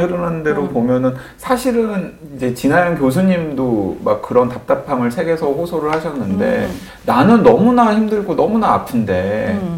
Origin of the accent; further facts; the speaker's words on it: Jeolla, South Korea; 저는 전라도 출신이라서 영어 발음이 안 좋은 겁니다